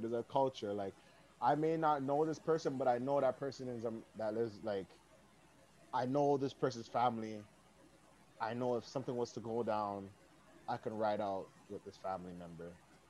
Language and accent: English; Toronto, Ontario, Canada; I'm from the West.